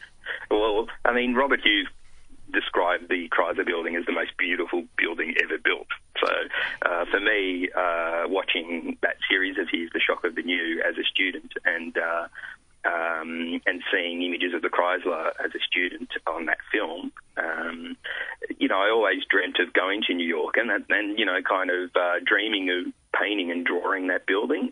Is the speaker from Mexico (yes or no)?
no; Italy; now in Australia; I was born in Italy, live in Australia